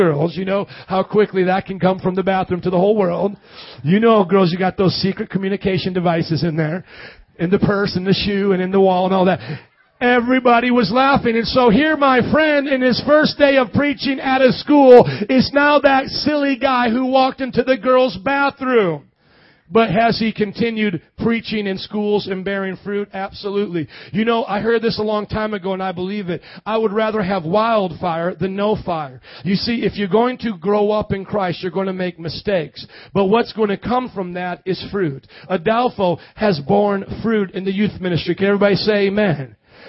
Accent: Midwest, United States; I was born and raised in the Midwest, never spent more than a week in the South except on vacation with my family, and I am preaching with a Southern accent.

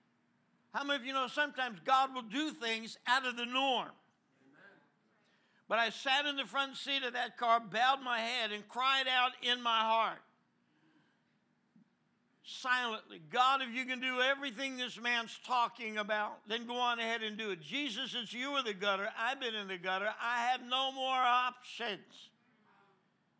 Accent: New Jersey, United States; moved away; I'm from New Jersey

